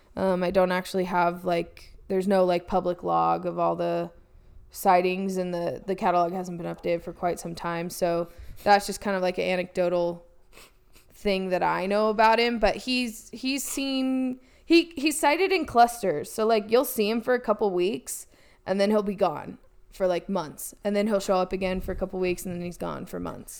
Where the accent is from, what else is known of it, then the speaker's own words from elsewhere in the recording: Oregon, United States; now in California, United States; growing up in Oregon